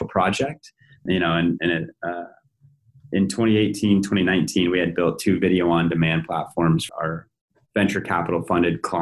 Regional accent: Billings, Montana, United States; also born or lived in North Dakota / Bozeman, Montana; I grew up in Montana, specifically born in North Dakota. Family quickly moved to Billings, Montana, largest city in the state

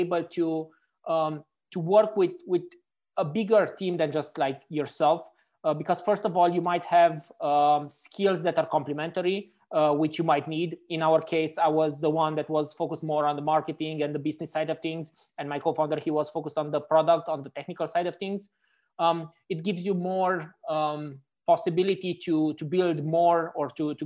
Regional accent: Romania; now in Frankfurt, Germany; I'm actually originally from Romania

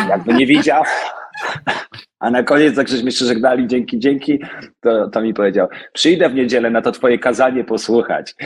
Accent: Oświęcim, Lesser Poland, Poland; Ja wychowałem się w Oświęcimiu

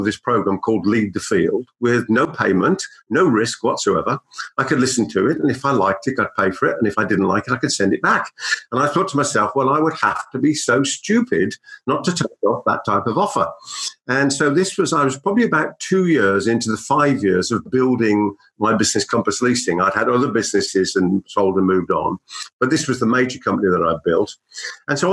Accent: Birmingham, West Midlands, United Kingdom; accent: Brummie; my Brummie accent

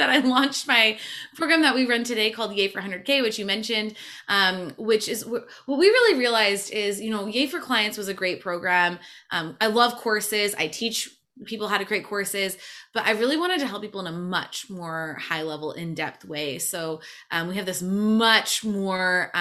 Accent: Michigan, United States; moved away as an adult; also born or lived in Montreal; I'm from Michigan originally

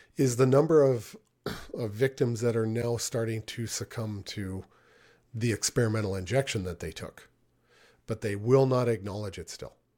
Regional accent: Niagara Falls, Ontario, Canada; I grew up in Niagara Falls, Ontario, and it's a rough town.

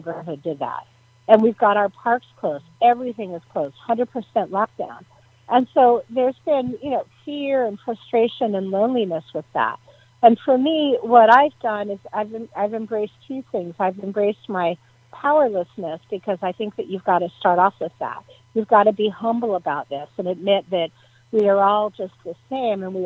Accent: Menlo Park, California, United States; my hometown in downtown Menlo Park

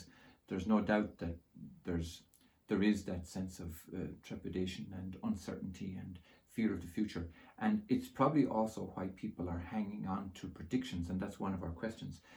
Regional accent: Ireland; I grew up in Holy Catholic Ireland

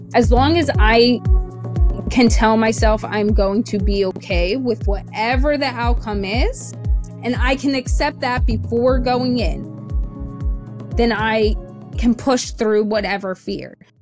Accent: the South, United States; I was born in the South in the summer.

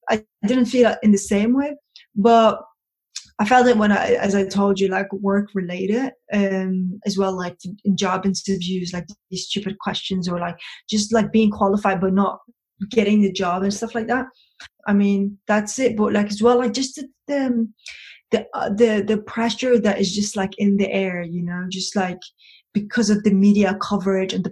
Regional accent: Copenhagen, Capital Region of Denmark, Denmark; I was brought up in Copenhagen. It's the capital of Denmark.

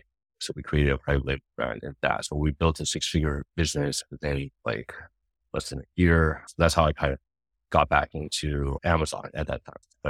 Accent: Los Angeles, California, United States; moved away; also born or lived in China; I was based in LA at the time, my hometown.

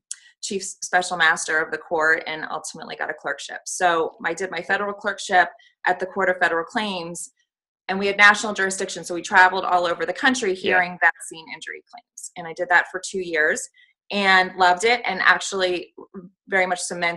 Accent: Allentown, Pennsylvania, United States; moved away as an adult; also born or lived in Washington, D.C. / New York; now in Reading, United States; where I grew up in Allentown, Pennsylvania

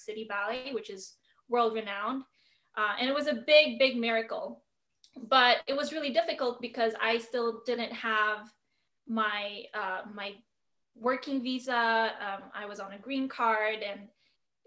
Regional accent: Philippines; now in United States; I was born and raised in the Philippines

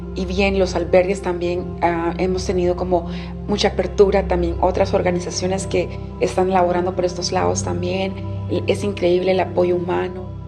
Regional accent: Honduras; Yo soy hondureña, soy de un grupo étnico que se llama Misquitos

